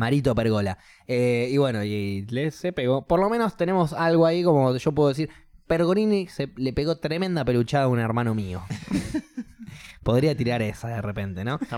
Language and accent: Spanish; Argentina; also born or lived in New Zealand; soy argentino